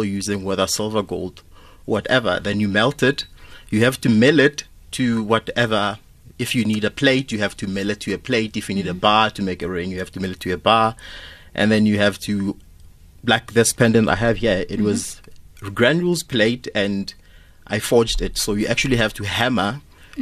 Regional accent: Mamelodi, Gauteng, South Africa; I grew up in Mamelodi, in an informal settlement

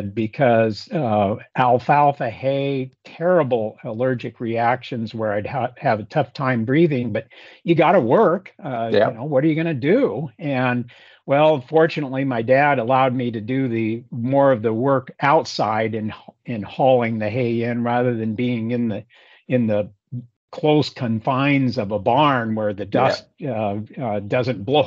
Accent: Hillsboro, Oregon, United States; moved away as an adult; also born or lived in Eugene, Oregon / Eastern Washington; I grew up, Paul, west of Portland, graduated from Hillsborough High School in the Willamette Valley

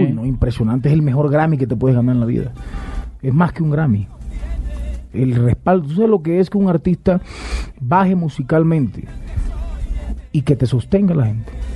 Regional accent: Valledupar, Cesar, Colombia; also born or lived in Bucaramanga; now in Bogotá, Colombia; Yo amo mi tierra Valledupar, eh, nací en Valledupar y amo mi tierra con toda mi alma

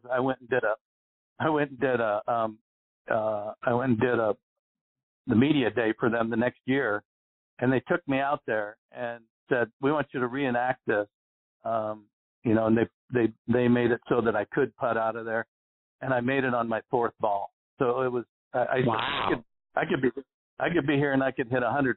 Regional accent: Arizona, United States; I grew up in Arizona where we get no wind here

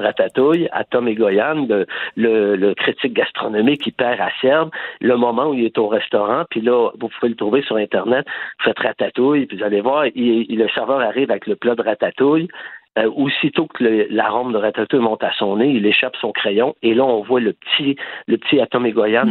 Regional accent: Quebec, Canada; moved away as an adult; now in Barcelona, Spain; je suis québécois, tout le monde le sait, j'ai le Québec tatoué au cœur. Ma famille est ici

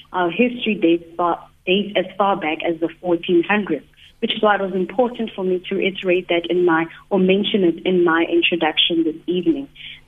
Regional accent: South Africa; the history of our country

